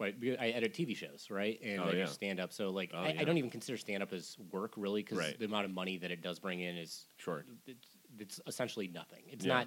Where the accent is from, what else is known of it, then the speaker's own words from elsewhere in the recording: Michigan, United States; moved away; Yeah, I grew up in Michigan.